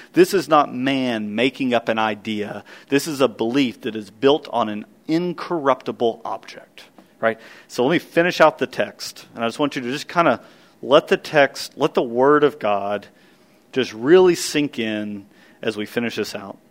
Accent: Kentucky, United States; the little little church I grew up in in Kentucky

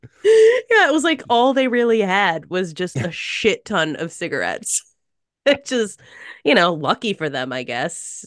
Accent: United States; just as an American

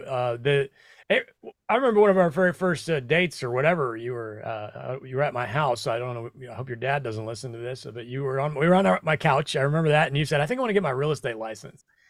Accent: Midwest, United States; moved away as an adult; also born or lived in New York City; now in Tennessee, United States; I grew up in the Midwest

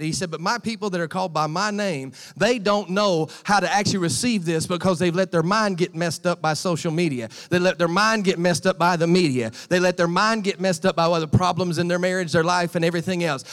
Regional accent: United States; accent: American; moved away; my American voice

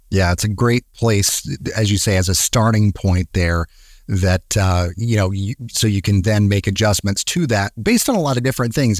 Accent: Atlanta, Georgia, United States; moved away; my hometown, my home place, Atlanta

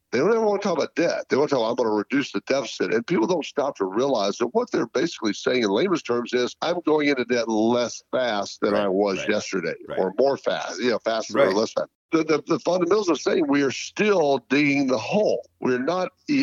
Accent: United States; the individual American

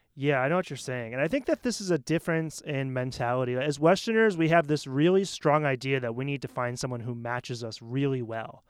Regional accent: Maine, United States; moved away as an adult; now in Taiwan; I'm from Maine, which is very, very white

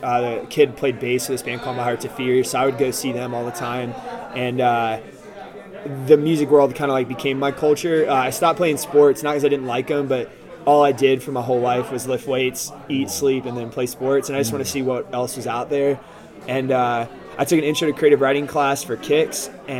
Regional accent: Ashburn, Virginia, United States; I'm from Ashburn, Virginia. I lived there since I was in sixth grade. It's like as suburbs gets in America.

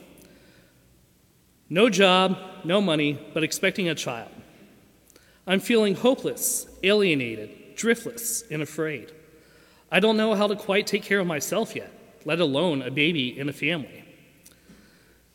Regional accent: Lawrenceville, Georgia, United States; I grew up at Lawrenceville First with all of you

